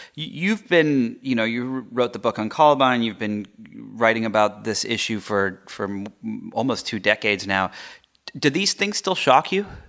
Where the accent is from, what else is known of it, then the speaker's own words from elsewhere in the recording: England, United Kingdom; moved away; I grew up in England.